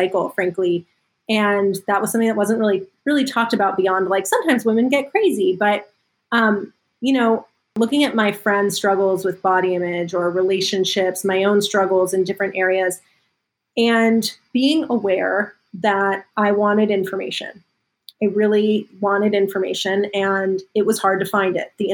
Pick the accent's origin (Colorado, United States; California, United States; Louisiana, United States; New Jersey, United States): California, United States; Los Angeles; I grew up in Los Angeles and I was sort of deeply entrenched in Hollywood and entertainment